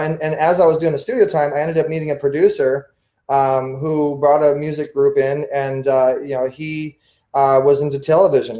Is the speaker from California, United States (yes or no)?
yes; Orange County, California, United States; growing up in Orange County, California, Southern California